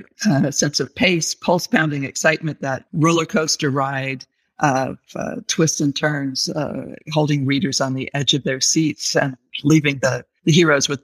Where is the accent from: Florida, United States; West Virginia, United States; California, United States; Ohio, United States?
California, United States; Santa Barbara; born or raised there